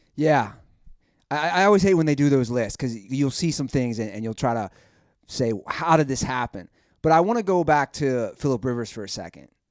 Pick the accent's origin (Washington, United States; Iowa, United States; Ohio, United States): Ohio, United States; Cincinnati; moved away; I'm from Cincinnati